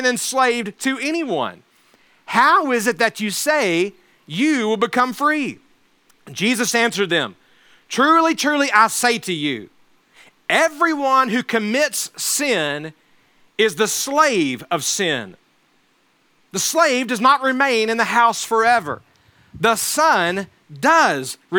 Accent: Alabama, United States; where I grew up in Alabama

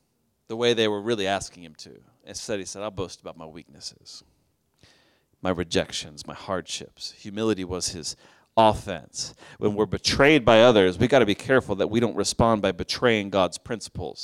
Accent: Oklahoma, United States; now in Chicago, United States; I grew up in Oklahoma

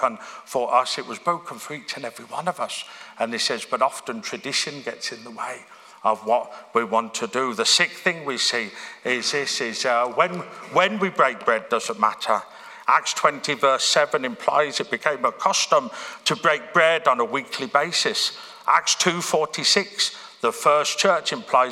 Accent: Birmingham, West Midlands, United Kingdom; moved away; church I grew up in Birmingham

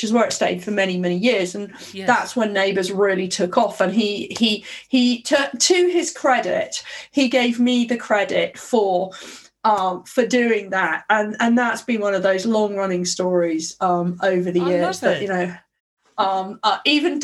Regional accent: London, United Kingdom; I was born in Southeast London, Guy's Hospital, and we lived in Dulwich in Southeast London.

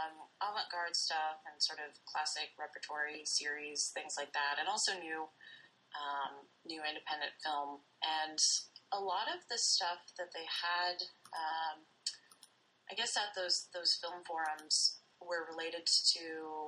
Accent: Lincoln, Nebraska, United States; moved away as an adult; also born or lived in Washington State / Tacoma, Washington; now in Bloomington, Indiana, United States; I grew up in Lincoln, Nebraska. I was born out in Washington State

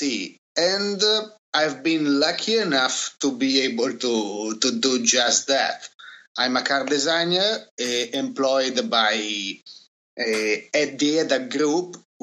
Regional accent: Turin, Piedmont, Italy; growing up in Turin, you know, the city wasn't exactly full of Pininfarina masterpieces

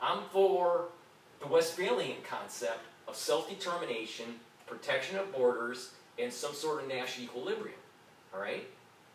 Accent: Detroit, Michigan, United States; now in New York, United States; I was born and raised in Detroit

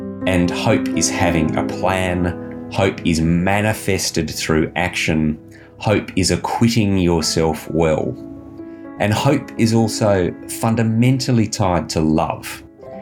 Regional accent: Perth, Western Australia, Australia; I grew up in Perth's foothills at a time when they really weren't that built up

